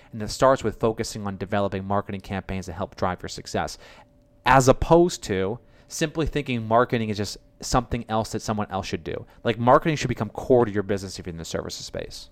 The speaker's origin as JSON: {"language": "English", "town": "Boston", "region": "Massachusetts", "country": "United States", "said": "I'm from Boston"}